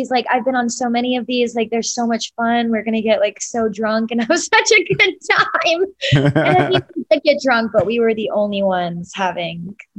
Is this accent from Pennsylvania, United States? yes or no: no; Marietta, Georgia, United States; I grew up in a suburb of Atlanta. It's called Marietta, quite a large suburb if you're familiar with the Atlanta area.